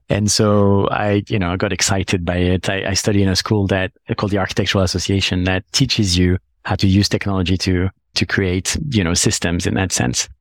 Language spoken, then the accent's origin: English; Paris, Île-de-France, France; moved away as an adult; now in London, United Kingdom; I come from Paris, like, I'm born in Paris